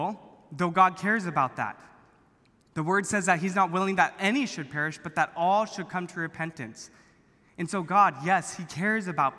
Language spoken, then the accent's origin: English; Orange County, California, United States; I grew up here in Orange County